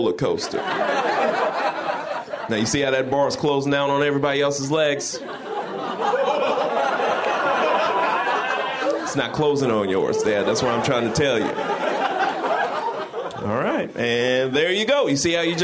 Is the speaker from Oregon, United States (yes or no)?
yes; Portland, Oregon, United States; I'm from Portland, Oregon